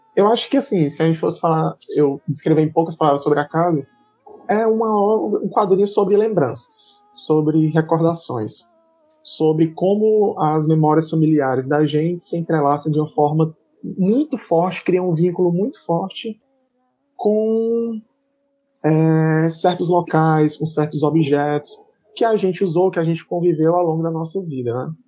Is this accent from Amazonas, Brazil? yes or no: no; Senador Pompeu, Ceará, Brazil; now in Fortaleza, Brazil; minha família toda do interior, sou de Senador Pompeu, mas desde 98 a gente se mudou para Fortaleza